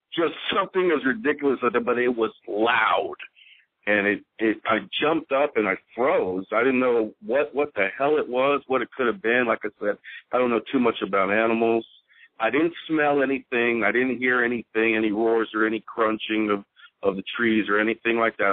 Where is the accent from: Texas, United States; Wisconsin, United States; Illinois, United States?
Texas, United States; Houston; I'm I'm from Houston